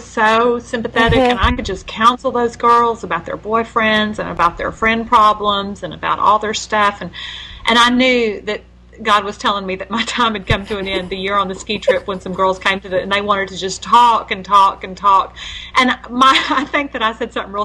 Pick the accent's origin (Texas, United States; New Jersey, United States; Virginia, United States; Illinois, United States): Texas, United States; Houston; I grew up in Houston